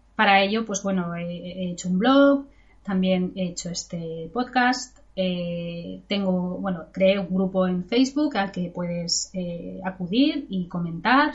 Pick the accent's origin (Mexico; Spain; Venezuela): Spain; now in England, United Kingdom; yo que soy de España